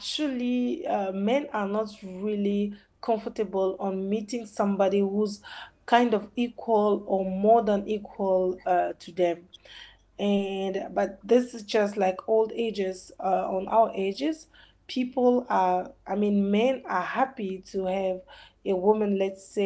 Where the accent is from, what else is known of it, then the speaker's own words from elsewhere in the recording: DR Congo; I'm from Congo, DRC